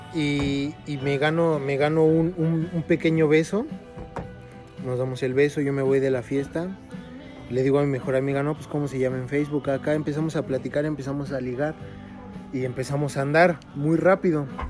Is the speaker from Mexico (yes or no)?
yes; State of Mexico, Mexico; Nosotros somos del Estado de México